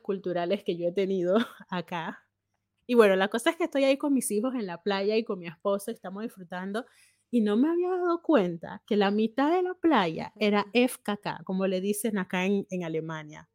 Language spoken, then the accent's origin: Spanish; Panama; moved away as an adult; now in Germany; yo como panameña